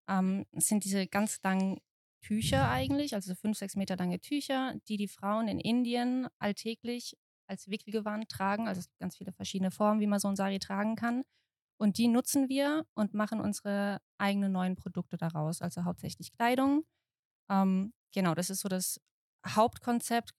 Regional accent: Mannheim, Baden-Württemberg, Germany; Ich komme aus Mannheim.

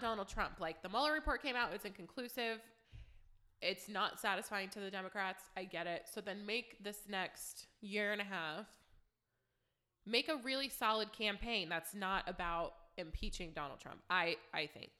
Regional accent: Youngstown, Ohio, United States; I'm from Youngstown

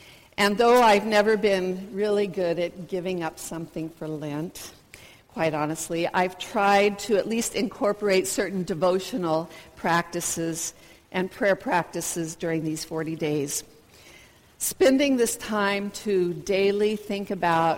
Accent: United States; moved away; introduce myself as a Baptist missionary, and as an American

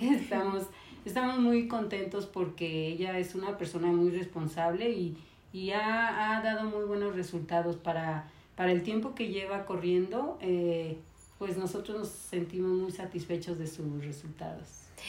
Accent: San Luis Potosí, Mexico; moved away as an adult; nací en San Luis Potosí y aquí conocí a mi esposo José Jaime López

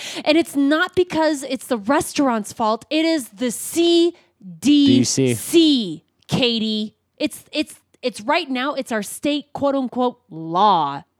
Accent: Colorado, United States; because I'm from Colorado and I want to support Woods Boss. Not because I'm a Woods, but because I'm a local.

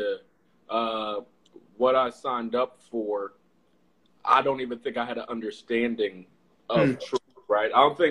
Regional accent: Jamaica; now in Atlanta, United States; I'm Jamaican.

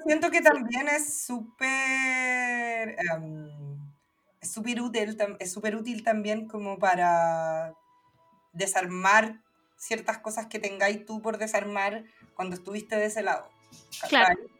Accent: Santiago, Santiago Metropolitan Region, Chile; also born or lived in Valparaíso; viví mi infancia en Santiago

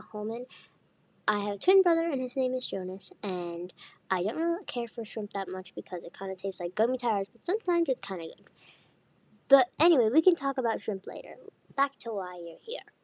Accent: Missoula, Montana, United States; I'm from Missoula

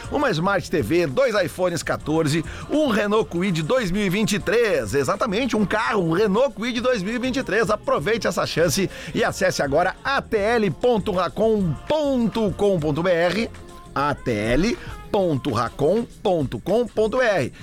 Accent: Porto Alegre, Rio Grande do Sul, Brazil; eu, eu cresci na Avenida Farrapos, eh, voluntários, eh, Cristóvão Colombo, todo aquele, aquele bairro, toda aquela área que é perto ali agora, que chama de quarto distrito

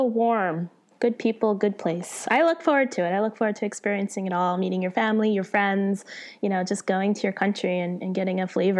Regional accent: Connecticut, United States; moved away as an adult; now in New York City, United States; I grew up in Connecticut, and I live in New York City

